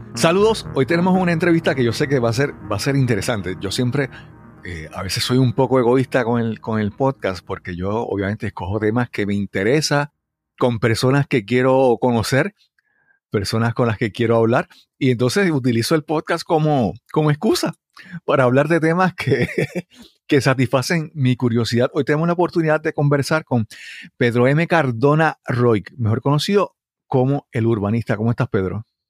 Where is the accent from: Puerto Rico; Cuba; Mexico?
Puerto Rico; Yabucoa; yo soy original de Yabucoa